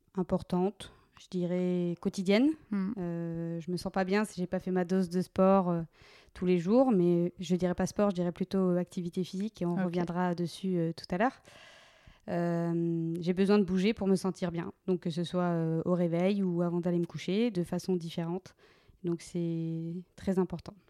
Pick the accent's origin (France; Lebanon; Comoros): France; Meurthe-et-Moselle, Grand Est; moved away as an adult; now in Bordeaux, France; j'ai continué sapeur-pompier volontaire dans ma région d'origine, en Meurthe-et-Moselle